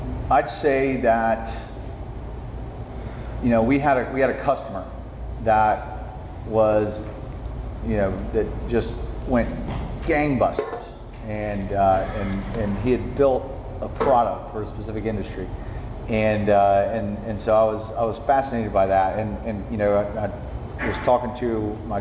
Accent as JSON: {"language": "English", "town": "Summerville", "region": "South Carolina", "country": "United States", "tie": "born or raised there", "said": "I grew up in Somerville"}